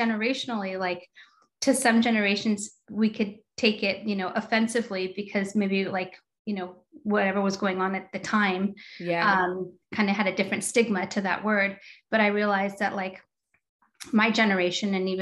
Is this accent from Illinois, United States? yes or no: no; Torrance, California, United States; I grew up in LA, South Torrance